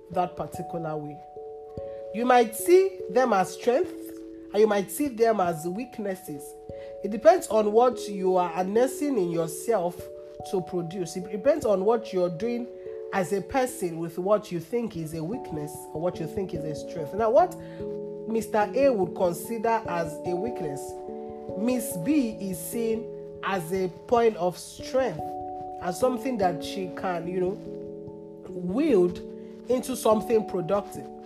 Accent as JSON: {"language": "English", "country": "Nigeria", "said": "I am here for a reason, I am Nigerian for a reason"}